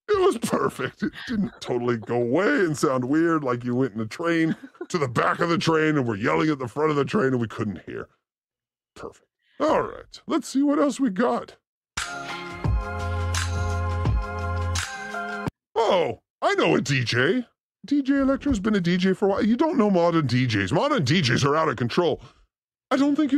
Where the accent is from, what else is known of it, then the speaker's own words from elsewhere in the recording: Los Angeles, California, United States; I'm from Venice, so there's bikes everywhere